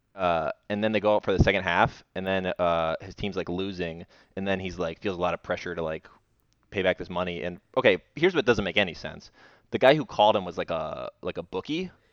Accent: Indian Rocks Beach, Florida, United States; moved away; we are both in our childhood homes right now

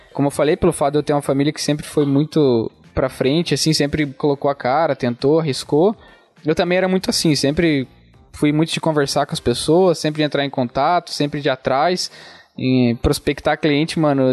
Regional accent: Fraiburgo, Santa Catarina, Brazil; accent: interior, rolled R; also born or lived in Joinville; eu sou aqui de Freiburg, nasci aqui. Você pode ver pelo sotaque, né, mano? Puxa o R e tal, interiorzão

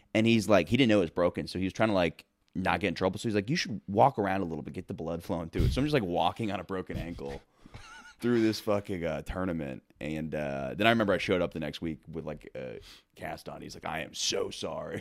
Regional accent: Florida, United States; moved away; I'm from Florida originally

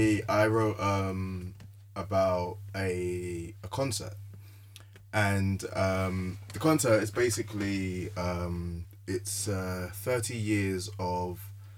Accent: Nigeria; I'm Nigerian.

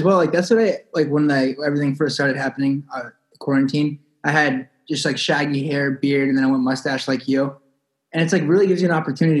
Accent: Huntington Beach, California, United States; So I'm from Huntington Beach, California.

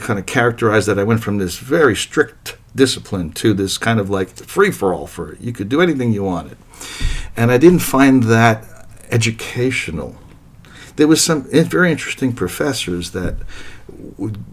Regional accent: New York City, New York, United States; I grew up in New York City

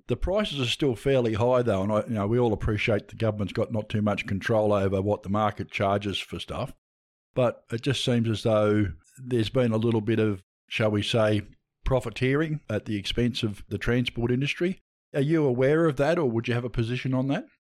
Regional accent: Tasmania, Australia; moved away; also born or lived in Launceston; I'm a Tasmanian as well

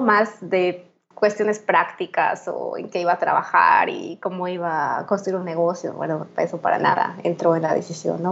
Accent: Mérida, Yucatán, Mexico; moved away as an adult; also born or lived in Mexico City / Xalapa, Veracruz; pues vivo ahorita en Mérida, ¿no? que es mi ciudad natal, desde mediados de 2015 que regresé de la Ciudad de México

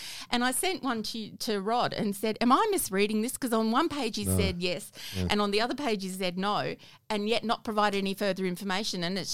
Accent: Adelaide, South Australia, Australia; I'm from Adelaide

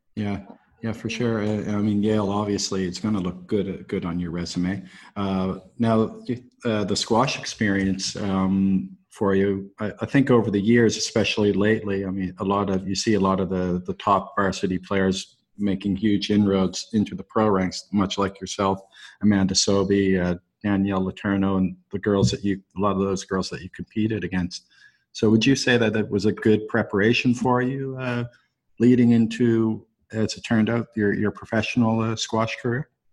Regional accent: Canada; I'm Canadian

